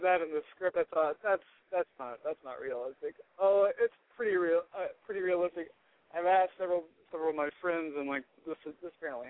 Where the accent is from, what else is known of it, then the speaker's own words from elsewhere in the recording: Shreveport, Louisiana, United States; moved away as an adult; now in Los Angeles, United States; I grew up in Louisiana. I grew up in Shreveport, Louisiana.